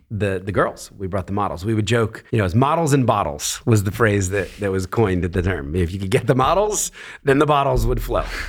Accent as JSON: {"language": "English", "town": "Philadelphia", "region": "Pennsylvania", "country": "United States", "tie": "born or raised there", "said": "born in Philadelphia, a very middle class family."}